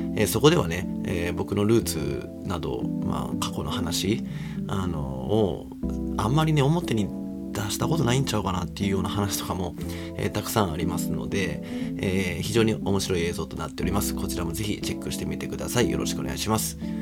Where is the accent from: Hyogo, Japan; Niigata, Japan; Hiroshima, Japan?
Hyogo, Japan; Kobe; moved away; 地元神戸を経由してですね